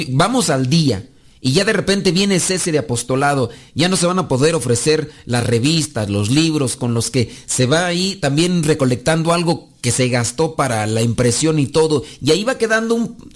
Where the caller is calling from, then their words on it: Texas, United States; acá de Hueco, Texas.